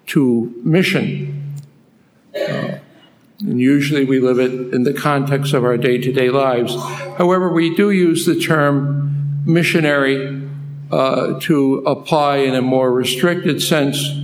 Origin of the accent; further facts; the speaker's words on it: New York City, New York, United States; moved away as an adult; also born or lived in Philippines; I'm originally from Brooklyn, New York